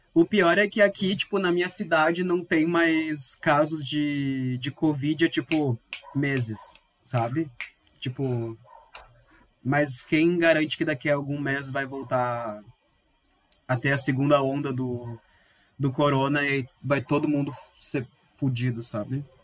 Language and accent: Portuguese; Viamão, Rio Grande do Sul, Brazil; eu sou de Viamão também.